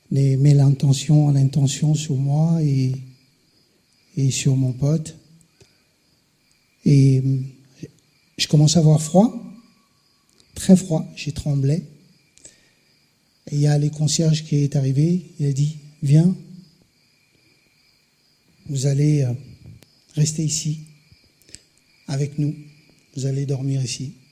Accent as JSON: {"language": "French", "country": "DR Congo", "said": "Je viens du Congo, c'est le cœur de l'Afrique, le deuxième poumon de la Terre après l'Amazonie. Je viens d'une famille de 20 enfants, un père, deux mères."}